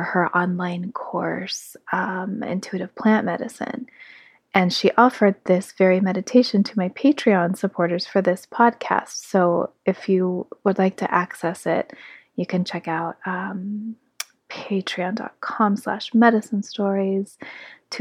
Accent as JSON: {"language": "English", "town": "South Lake Tahoe", "region": "California", "country": "United States", "tie": "born or raised there", "lives_now": "Grass Valley, United States", "said": "South Lake Tahoe, my hometown, where I was born from my mother's womb, where she raised me and my sister alongside our father"}